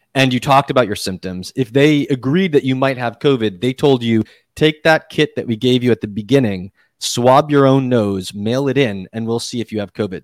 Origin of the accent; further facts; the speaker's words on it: Massachusetts, United States; now in New York City, United States; I grew up in Massachusetts.